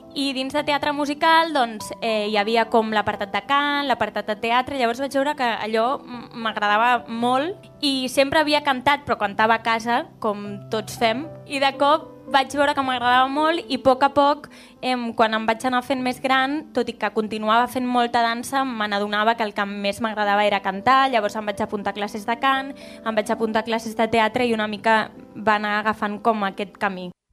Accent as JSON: {"language": "Catalan", "town": "Constantí", "region": "Catalonia", "country": "Spain", "said": "Soc de Constantí"}